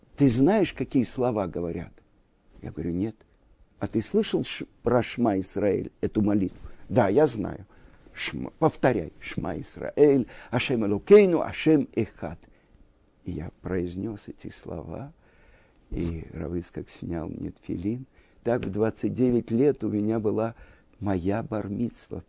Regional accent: Moscow, Russia; moved away as an adult; also born or lived in Jerusalem, Israel; now in Israel; из Москвы

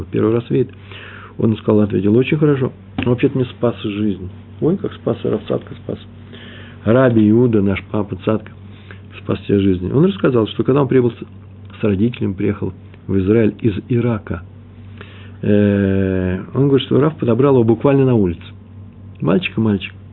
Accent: Russia; now in Israel; Я приехал из России.

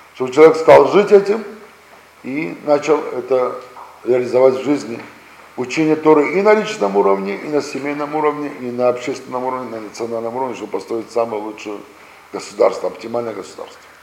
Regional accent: Russia; мы сами родились здесь, в России

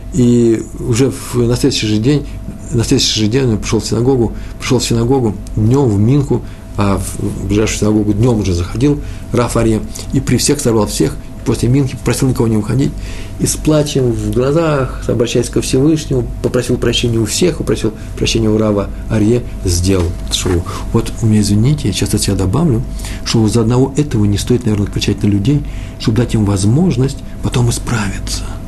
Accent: Moscow, Russia; moved away; Я из Москвы

